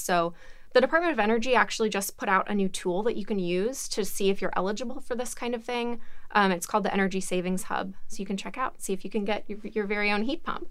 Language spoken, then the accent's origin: English; Alabama, United States; I'm from Alabama